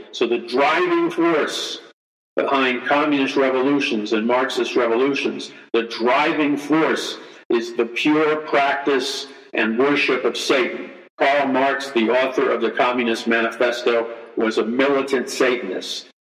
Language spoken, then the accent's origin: English; United States; we as American Christians